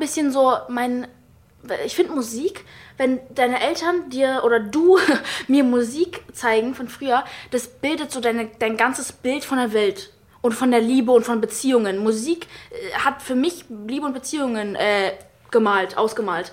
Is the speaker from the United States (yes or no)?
yes; United States; ich bin ja auch Amerikanerin